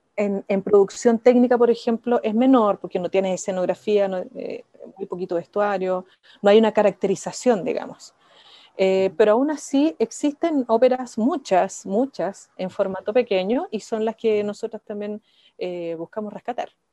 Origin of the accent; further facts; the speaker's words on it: Iquique, Tarapacá, Chile; Yo soy de Iquique